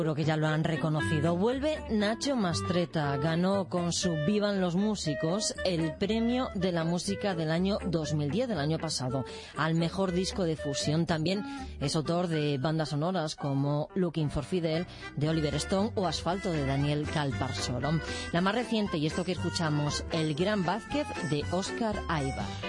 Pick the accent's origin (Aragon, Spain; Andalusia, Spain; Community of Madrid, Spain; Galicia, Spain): Community of Madrid, Spain; Alcorcón; yo que soy de Alcorcón